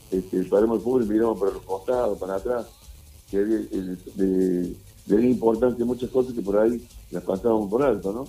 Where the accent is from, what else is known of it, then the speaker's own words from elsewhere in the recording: Córdoba, Argentina; soy muy cordobés